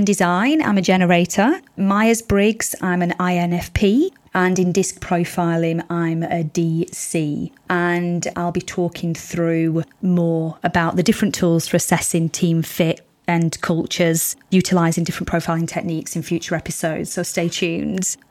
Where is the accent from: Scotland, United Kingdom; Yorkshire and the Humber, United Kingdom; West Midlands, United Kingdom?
Yorkshire and the Humber, United Kingdom; moved away as an adult; also born or lived in Spain; now in Sydney, Australia; I was born in Spain, bred in Yorkshire, and now living in somewhat sunny Sydney.